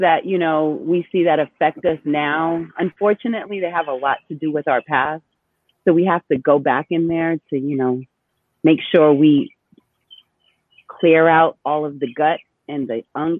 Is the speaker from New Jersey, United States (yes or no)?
no; Boston, Massachusetts, United States; also born or lived in New York; So I am a Dominican born. My parents are both Dominican, but I was born in New York. I was raised in Boston.